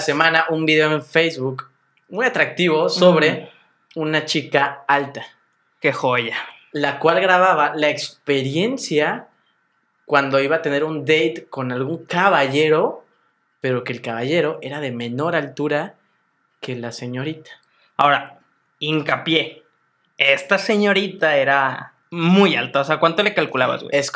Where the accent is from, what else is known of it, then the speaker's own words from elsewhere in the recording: Mexico; somos promedio mexicano